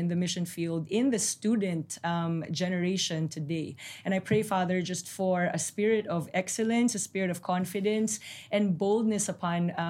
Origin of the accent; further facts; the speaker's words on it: Philippines; moved away as an adult; now in Jerusalem, Israel; I am from the Philippine Islands, from Southeast Asia.